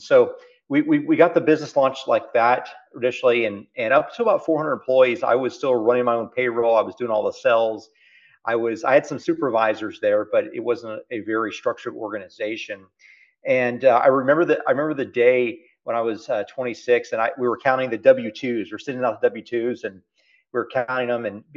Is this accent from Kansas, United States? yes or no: no; South Texas, United States; accent: Texas; also born or lived in Oklahoma City; We grew up down in South Texas, close to the Mexican border. We grew up at a two-bedroom house.